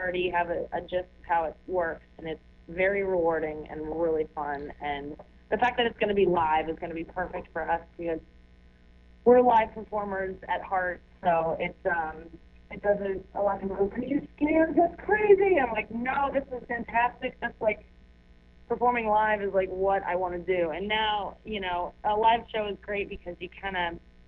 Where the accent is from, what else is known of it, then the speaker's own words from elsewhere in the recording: St. Louis, Missouri, United States; now in New York, United States; I'm very honored to be from there and able to say that I'm from there